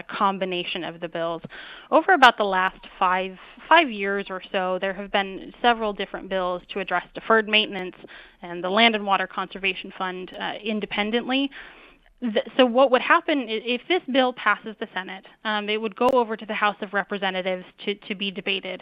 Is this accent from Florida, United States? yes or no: no; Wyoming, United States; I'm from Wyoming